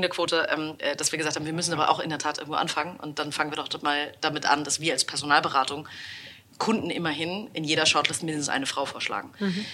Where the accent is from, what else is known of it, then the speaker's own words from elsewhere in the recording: Hamburg, Germany; als Hamburgerin